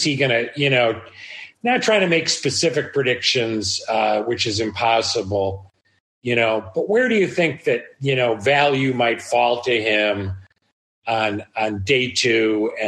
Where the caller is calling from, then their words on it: Bangkok, Thailand; I'm halfway around the world. I'm calling in from Bangkok.